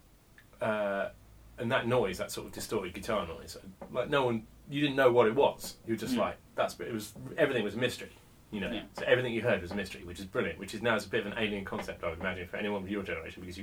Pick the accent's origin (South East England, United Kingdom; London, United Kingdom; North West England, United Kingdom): South East England, United Kingdom; between Reading and Oxford; also born or lived in Henley; I was born in Oxford. I didn't really live there. I sort of lived in a couple of places just sort of between Reading and Oxford